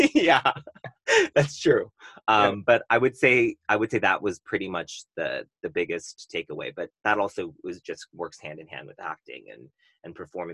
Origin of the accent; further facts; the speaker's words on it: Tustin, California, United States; also born or lived in Irvine, California; I grew up in Tustin, Irvine